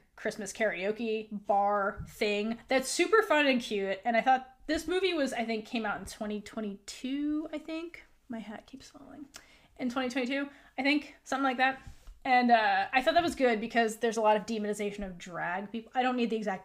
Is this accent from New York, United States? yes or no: yes; New York, United States; I am from New York, not the city, but, like, one of the boroughs